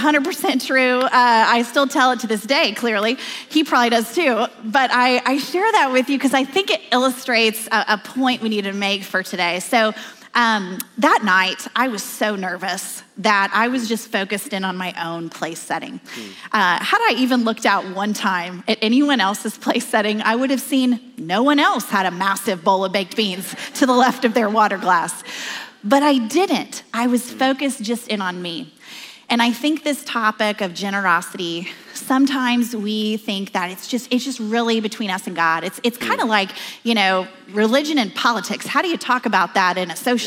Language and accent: English; Oklahoma, United States; I'm from Oklahoma